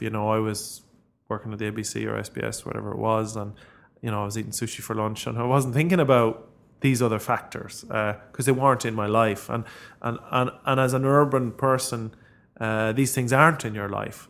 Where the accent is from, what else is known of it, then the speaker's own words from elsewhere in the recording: Ireland; as Irish people